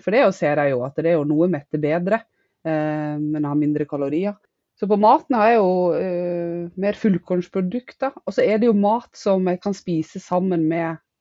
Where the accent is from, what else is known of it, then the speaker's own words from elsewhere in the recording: Western Norway, Norway; moved away as an adult; now in Northern Norway; Jeg er opprinnelig fra Vestlandet, men har bodd de siste ti årene på Østlandet